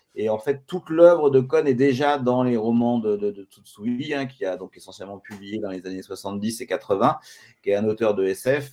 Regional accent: France; je suis français

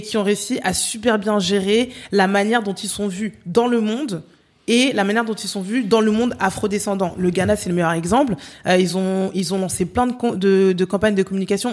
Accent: France; je suis née, j'ai grandi en France

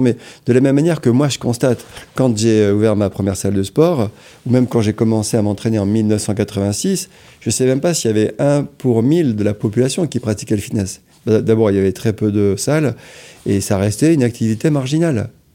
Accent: Amiens, Hauts-de-France, France; je suis d'Amiens

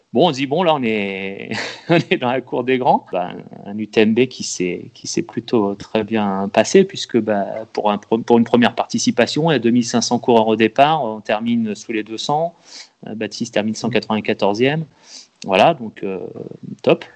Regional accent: Loir-et-Cher, Centre-Val de Loire, France; Moi je viens de, je suis du Loir-et-Cher

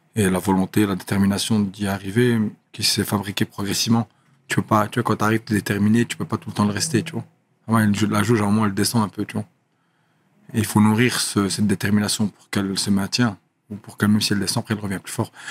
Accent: Brussels, Brussels-Capital Region, Belgium; moved away; also born or lived in Thailand / Molenbeek; Bruxelles, je venais d'Eterbeek. Et j'ai grandi un peu à Scarbeck au début, puis Etterbeek

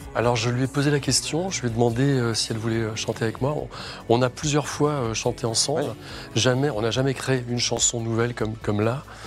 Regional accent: Rennes, Brittany, France; je suis de Rennes, ah. d'adoption, mais je suis arrivé à Rennes à l'âge de 8 ans

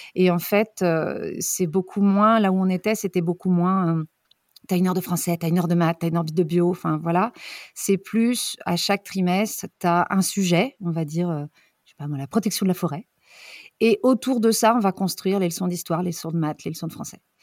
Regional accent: France; moved away as an adult; also born or lived in New Zealand / Brittany; now in Neuchâtel, Switzerland; On est originaire de France, les enfants sont nés en Bretagne, on a trois petits Rennais.

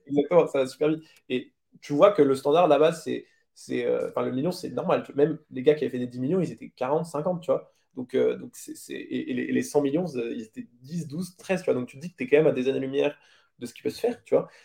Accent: France; on est français

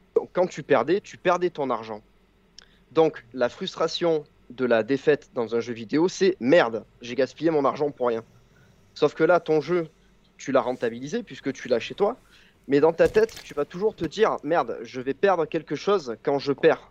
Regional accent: southern France, France; accent: southern (du sud); Il y a, il y a un hurlement assez, euh, typique de mon accent, euh, du sud

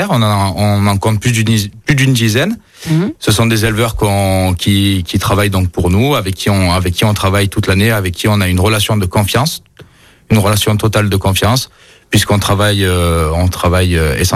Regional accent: Auvergne-Rhône-Alpes, France; Plutôt Yona, je suis originaire de l'Ain. Plus fan de Yona pour le rugby.

